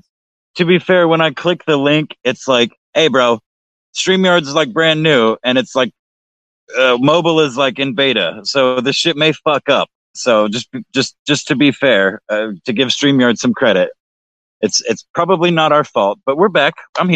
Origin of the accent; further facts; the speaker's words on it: Texas, United States; I'm fucking Texan.